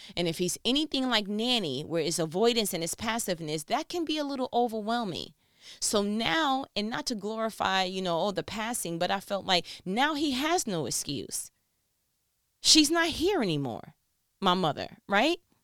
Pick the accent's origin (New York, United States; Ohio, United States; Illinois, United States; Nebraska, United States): New York, United States; I'm from New York